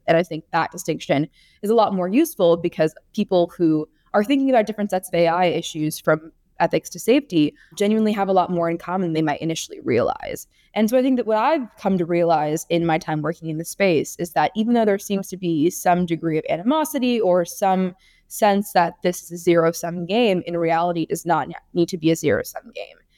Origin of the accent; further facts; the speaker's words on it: California, United States; my home state of California